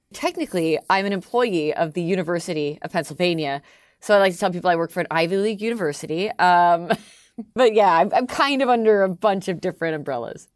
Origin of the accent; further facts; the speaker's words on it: Canada; accent: Canadian; moved away as an adult; now in United States; I'm Canadian. I'm the Canadian one